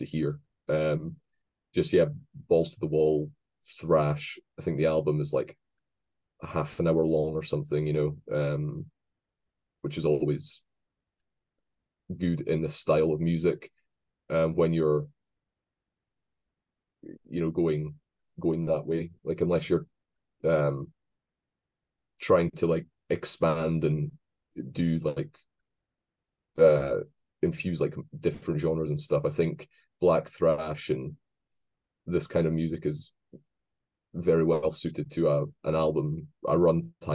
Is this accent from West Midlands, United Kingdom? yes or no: no; Scotland, United Kingdom; accent: Scottish; my horrible Scottish accent